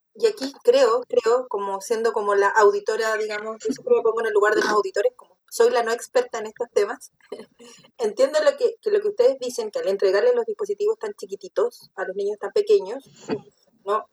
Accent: Chile; soy de Chile

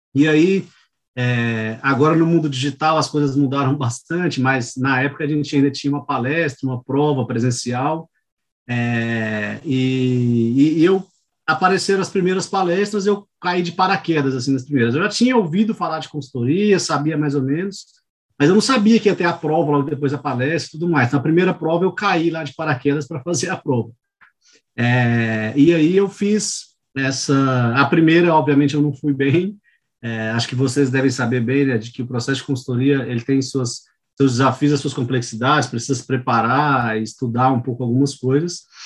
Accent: Goiânia, Goiás, Brazil; moved away as an adult; now in São Paulo, Brazil; Eu sou natural de Goiânia, é, eu nasci e fui criado em Goiânia

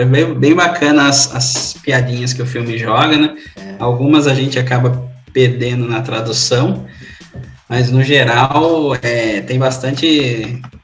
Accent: Brazil; A gente como brasileiro

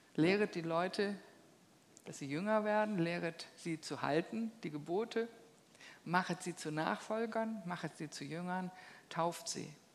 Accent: Germany; bei uns in Deutschland

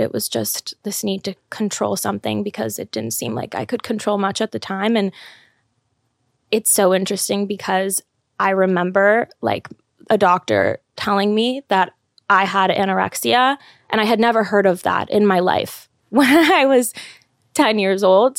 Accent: Los Angeles, California, United States; moved away as an adult; I grew up in L A. I lived there my whole life, went to college there.

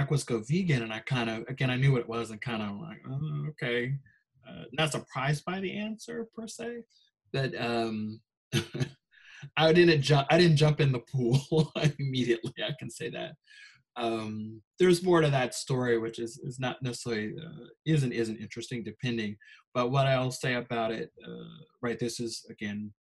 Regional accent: Chicago, Illinois, United States; moved away; also born or lived in Minnesota; I grew up in Chicago

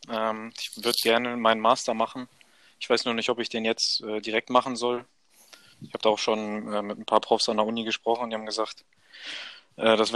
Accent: Wedel, Schleswig-Holstein, Germany; Hauptsache, ich habe immer noch so die Nähe nach Wedel, zu meinem Heimatort, zur Familie

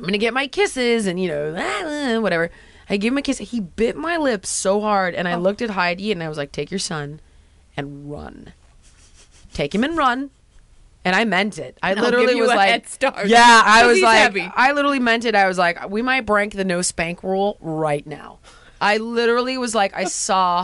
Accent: Los Angeles, California, United States; you're from here, and so am

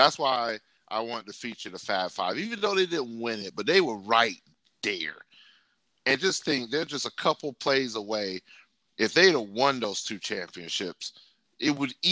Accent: the Dirty South, United States; I grew up in the Dirty South

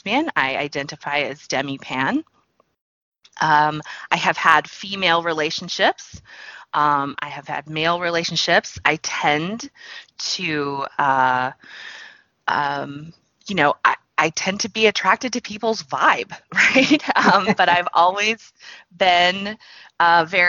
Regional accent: Texas, United States; I grew up in Texas in the U.S.

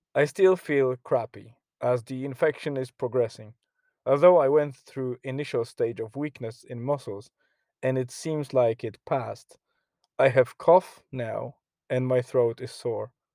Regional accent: Poland; now in Ireland; my home country in Poland

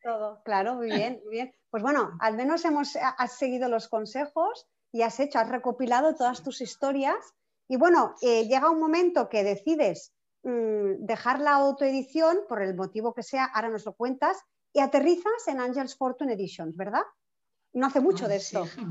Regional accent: Barcelona, Catalonia, Spain; yo soy de Barcelona

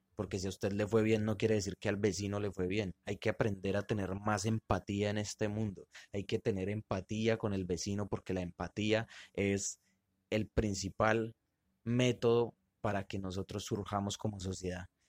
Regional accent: Colombia; somos colombianos

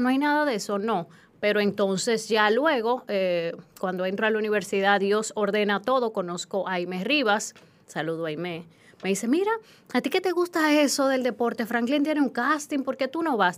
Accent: Hato Mayor, Dominican Republic; moved away; also born or lived in Haina; yo crecí en Atomayor, ahí yo jugaba con un radio

